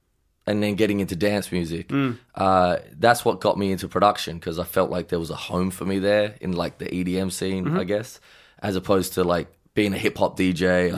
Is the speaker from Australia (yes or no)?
yes; Adelaide, South Australia, Australia; also born or lived in Melbourne / Gold Coast; now in Los Angeles, United States; I'm from Adelaide and then I moved to Melbourne for a little bit.